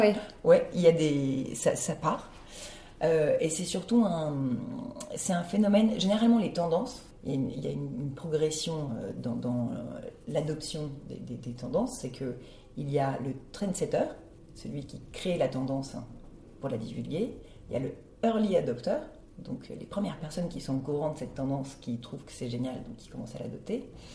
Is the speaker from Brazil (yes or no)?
yes; Brazil; moved away; brésilienne, euh, j'ai passé mon enfance au Brésil.